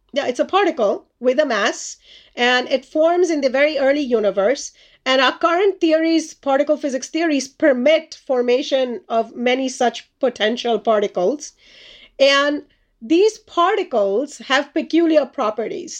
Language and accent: English; India; moved away; I grew up in India as a child